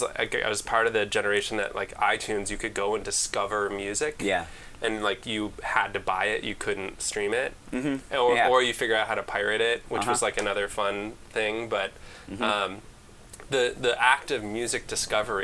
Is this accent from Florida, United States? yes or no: no; Chicago, Illinois, United States; also born or lived in Wisconsin; now in Twin Cities, United States; I come from Chicago